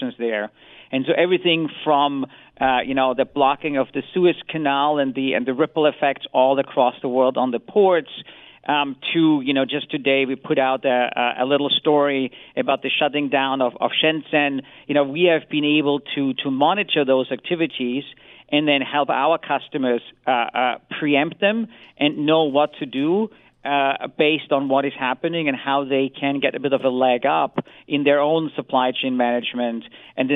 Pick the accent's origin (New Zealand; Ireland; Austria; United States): Austria; as a European is I'm from Austria